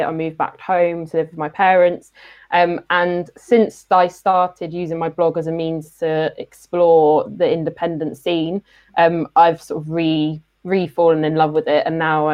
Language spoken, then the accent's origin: English; Milton Keynes, South East England, United Kingdom; also born or lived in Birmingham; I was born and raised in Milton Keynes.